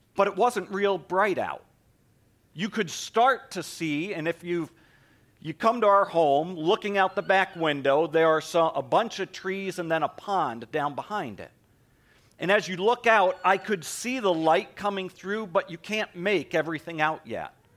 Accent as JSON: {"language": "English", "region": "East Coast", "country": "United States", "tie": "born or raised there", "moved": "yes", "said": "I grew up on the East Coast, so it was a shock to me when I moved out here"}